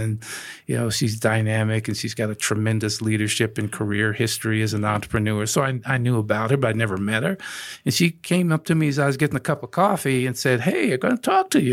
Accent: Denver, Colorado, United States; moved away as an adult; also born or lived in New York / New Jersey; I'm living in Denver proper

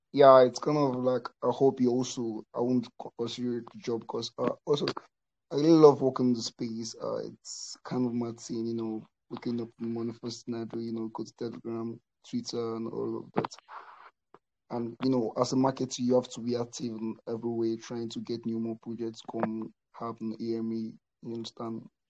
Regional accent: Nigeria; also born or lived in South Africa; I was born in South Africa, but uh, raised in Nigeria.

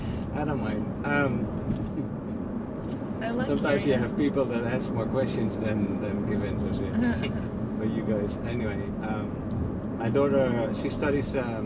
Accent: Netherlands; moved away as an adult; now in Naples, United States; I'm from the Netherlands.

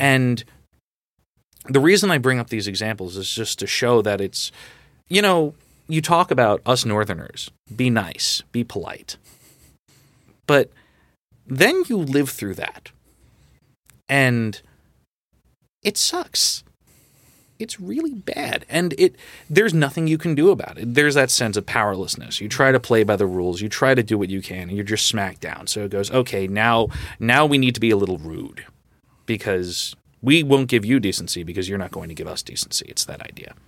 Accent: Long Island, New York, United States; now in New York City, United States; I grew up in Long Island

